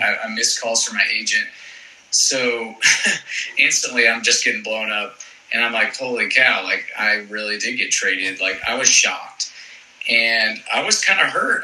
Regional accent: East Cobb, Georgia, United States; I'm from East Cobb, which is just north of Atlanta.

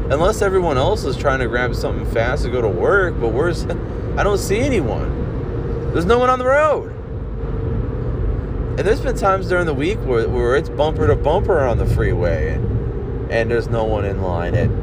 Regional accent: Olmsted Falls, Ohio, United States; I grew up on Uncle Al's living in Olmsted Falls

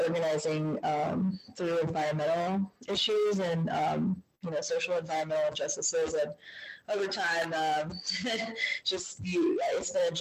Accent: Lincolnton, North Carolina, United States; also born or lived in Swannanoa, North Carolina; I grew up in Lincolnton, North Carolina

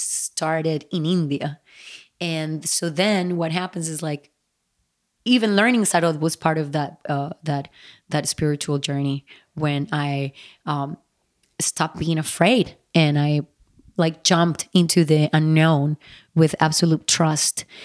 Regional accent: Bogotá, Bogotá Capital District, Colombia; when I was growing up in Bogota, Colombia

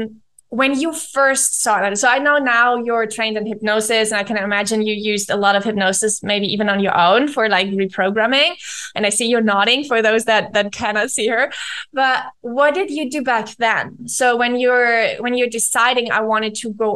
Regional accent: Germany; English is a second language; moved away as an adult; now in Argentina; I'm living in Argentina. I'm from Germany

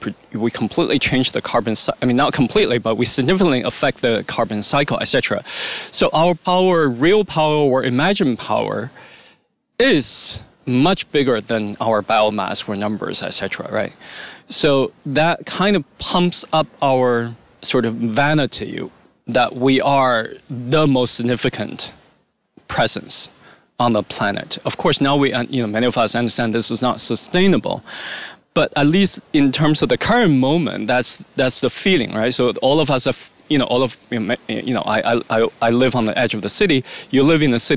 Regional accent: China; When I grew up in China in primary school

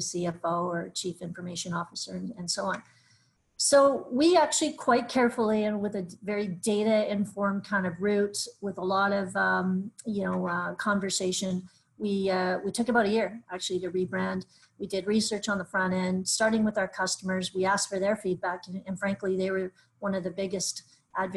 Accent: Canada; we're Canadian

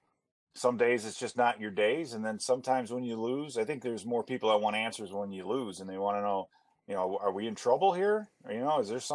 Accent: Chicago, Illinois, United States; now in Minnesota, United States; I grew up in Chicago, and I grew up watching the Cubs games every day

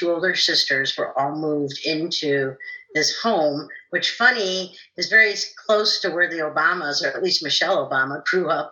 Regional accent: Chicago, Illinois, United States; I was born in Chicago, Illinois, on the south side

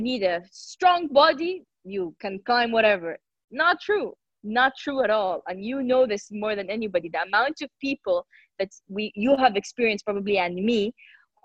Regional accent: Jeddah, Makkah Province, Saudi Arabia; I'm Saudi. I'm from the Kingdom of Saudi Arabia, and I come from a city called Jeddah.

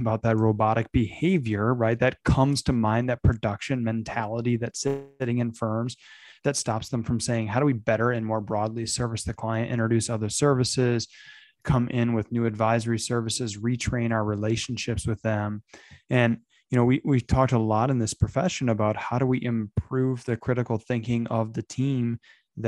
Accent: outside of Flint, Michigan, United States; I grew up outside of Flint, Michigan

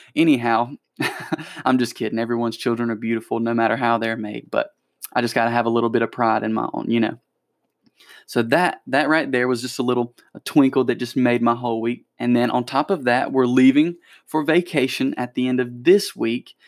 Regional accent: Anderson, South Carolina, United States; my hometown's little newsletter, the Electric City News

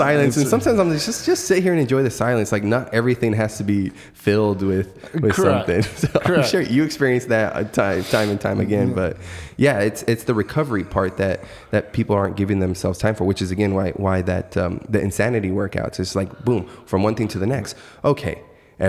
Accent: Yuma, Arizona, United States; I'm from the country. I'm from Yuma, and desert just all around.

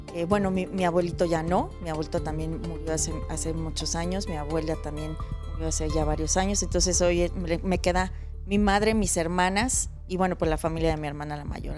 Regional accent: Mexico City, Mexico; also born or lived in Veracruz; Pues siempre digo que soy de la Ciudad de México porque realmente crecí aquí, al año y medio llegué, entonces pues aquí soy del DF

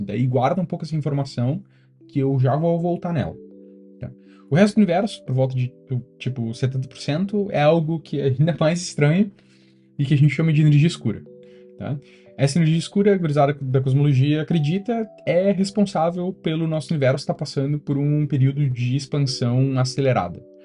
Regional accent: Brazil; moved away as an adult; also born or lived in London, United Kingdom / Germany; now in Stockholm, Sweden; crescendo no Brasil

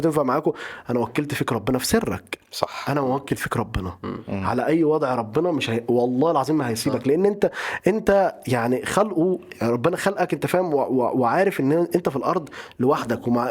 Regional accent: Upper Egypt, Egypt; انا راجل صعيدي آه، اهلي ناس صعايده

